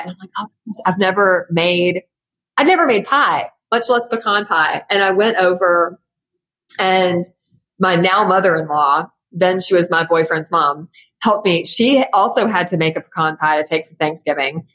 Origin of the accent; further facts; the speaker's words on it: Memphis, Tennessee, United States; being in Memphis, my hometown, you know, full of people who know me or know my family or were my second grade teacher